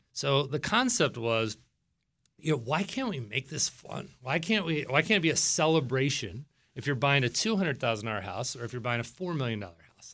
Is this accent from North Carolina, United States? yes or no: no; Virginia Beach, Virginia, United States; now in Northern Virginia, United States; I'm from Virginia Beach, Virginia.